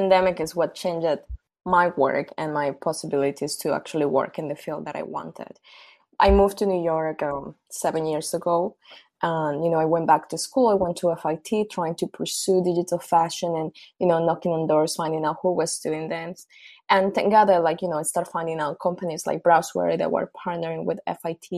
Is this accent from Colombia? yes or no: yes; Colombia; moved away; I'm originally from Colombia.